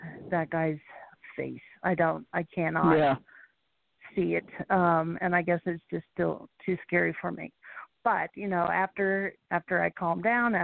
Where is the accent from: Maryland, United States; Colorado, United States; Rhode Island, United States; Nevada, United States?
Colorado, United States; Montrose; moved away as an adult; also born or lived in Phoenix, Arizona / Roswell, New Mexico; I spent all of my childhood years in Montrose, Colorado